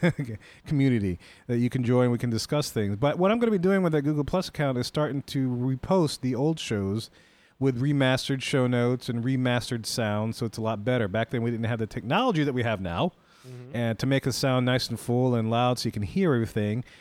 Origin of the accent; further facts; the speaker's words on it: New Orleans, Louisiana, United States; I'm from New Orleans